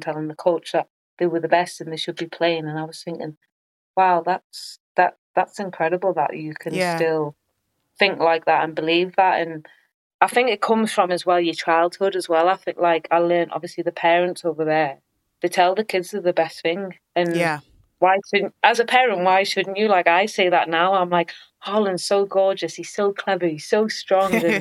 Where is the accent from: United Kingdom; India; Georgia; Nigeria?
United Kingdom; England; also born or lived in United States; our English mentality